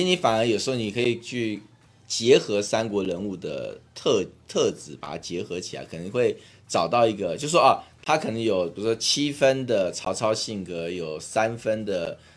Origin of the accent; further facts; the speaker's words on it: Taiwan; 我会说我是台湾人，我是中国人，我的中国是中华民国